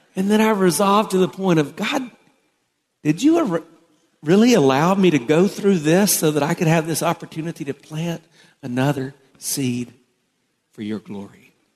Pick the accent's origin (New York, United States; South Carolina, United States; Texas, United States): South Carolina, United States; I grew up in South Carolina, and so we had farmers all around us